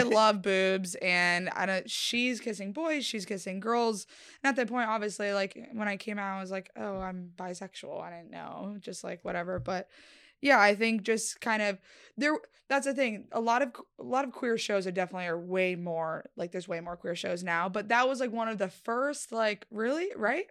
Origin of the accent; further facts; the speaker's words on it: Connecticut, United States; moved away; also born or lived in Florida; I'm from Connecticut, like, originally before Florida